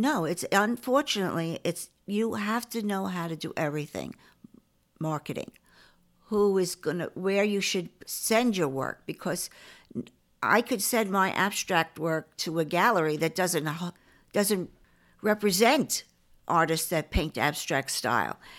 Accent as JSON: {"language": "English", "town": "New York City", "region": "New York", "country": "United States", "tie": "born or raised there", "said": "I grew up in Forest Hills"}